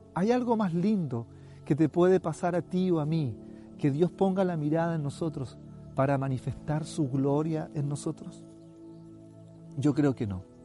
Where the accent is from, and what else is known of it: Chile